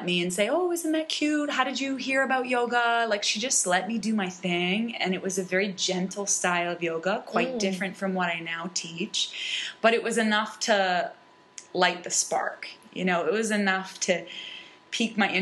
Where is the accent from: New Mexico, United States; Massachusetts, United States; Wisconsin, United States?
Massachusetts, United States; Falmouth; born or raised there